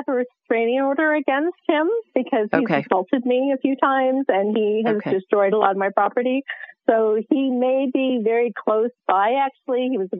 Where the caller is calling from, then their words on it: Colorado Springs, Colorado, United States; I'm calling from Colorado Springs, Colorado.